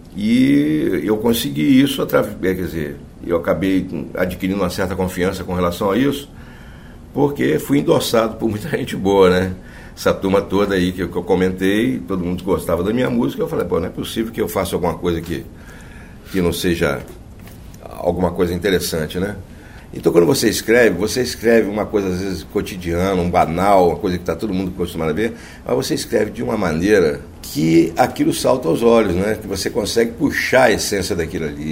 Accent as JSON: {"language": "Portuguese", "town": "Vitória", "region": "Espírito Santo", "country": "Brazil", "tie": "born or raised there", "also_born_or_lived": "Rio de Janeiro", "said": "eu sou capixaba, nascido em Vitória, no Espírito Santo"}